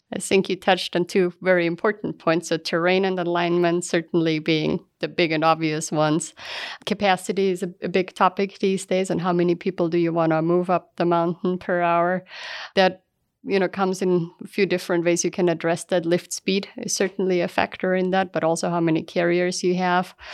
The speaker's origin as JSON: {"language": "English", "area": "Aflenz", "region": "Styria", "country": "Austria", "tie": "born or raised there", "also_born_or_lived": "California, United States", "moved": "as an adult", "lives_now": "Utah, United States", "said": "I grew up in a small town called Aflans in, in Austria."}